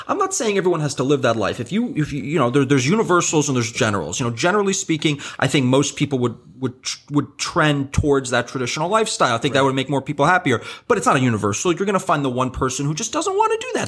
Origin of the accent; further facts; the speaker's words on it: New York, United States; I'm born and raised here